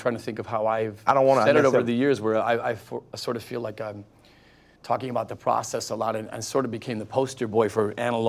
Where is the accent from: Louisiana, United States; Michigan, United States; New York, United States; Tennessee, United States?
Michigan, United States; Detroit; We came from Detroit.